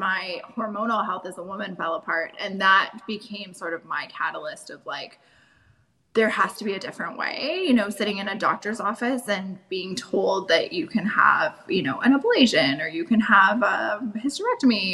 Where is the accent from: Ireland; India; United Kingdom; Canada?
Canada; also born or lived in Germany; I'm from Canada here